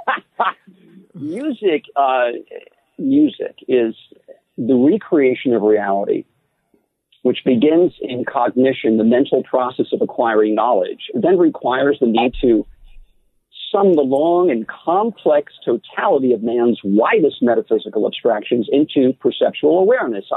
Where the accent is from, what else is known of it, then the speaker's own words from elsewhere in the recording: New York City, New York, United States; I was born in Jackson Heights, Queens